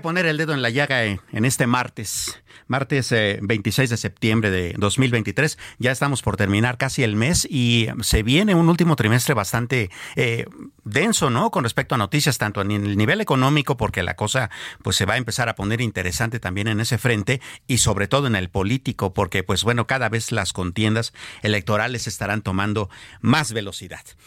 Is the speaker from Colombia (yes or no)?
no; Mexico; nosotros como pueblo mexicano